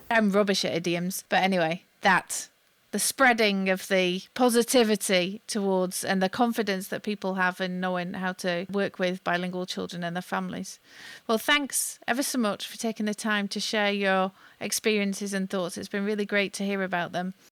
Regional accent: United Kingdom; moved away; I'm British, but I've lived long enough outside

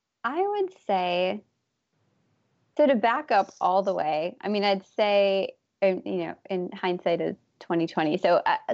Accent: Minneapolis, Minnesota, United States; I grew up in Minnesota.

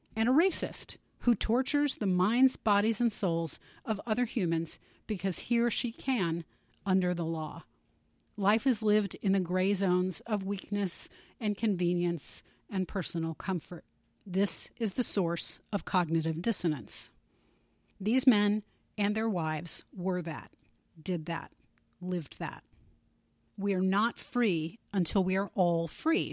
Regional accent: United States; I definitely feel fortunate to be an American

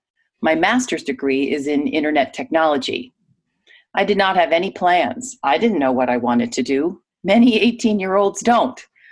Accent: Russia; first language Russian; English is a second language; now in New York, United States; I live in the New York City area. Originally, I'm from Russia, and my first language is Russian.

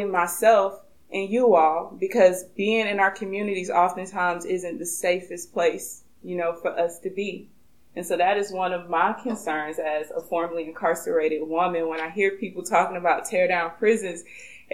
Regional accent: Gainesville, Florida, United States; Growing up in Gainesville, Florida

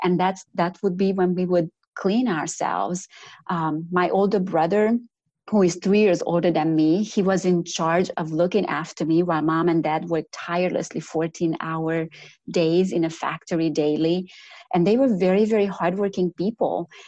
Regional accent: Romania; accent: Romanian; now in North Carolina, United States; But my accent originally comes from Romania. So I grew up in communist Romania

